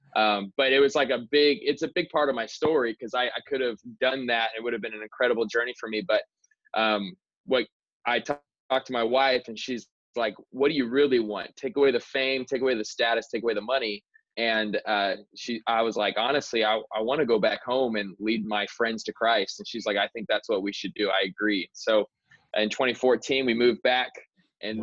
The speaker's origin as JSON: {"language": "English", "town": "Queen Creek", "region": "Arizona", "country": "United States", "tie": "born or raised there", "also_born_or_lived": "California", "said": "I'm actually in my hometown where I grew up. I live in Queen Creek, Arizona"}